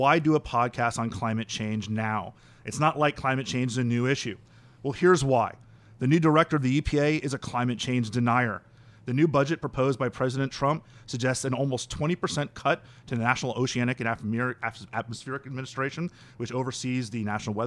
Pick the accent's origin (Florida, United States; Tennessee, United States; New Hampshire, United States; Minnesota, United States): Florida, United States; Miami; I'm from Miami. I was 16 years old when Hurricane Andrew hit Miami and just completely destroyed everything I knew and grew up understanding.